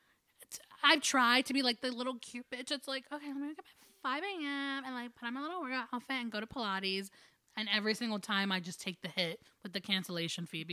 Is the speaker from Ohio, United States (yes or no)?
no; New Jersey, United States; we're from Jersey